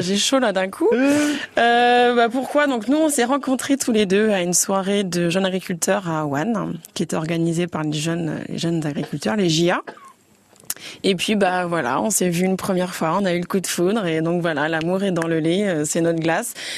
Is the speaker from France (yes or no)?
yes; Jussy, Bourgogne-Franche-Comté, France; je suis originaire de Jussy